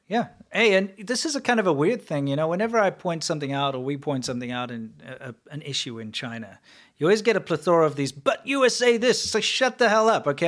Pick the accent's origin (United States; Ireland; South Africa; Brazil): South Africa; moved away; South African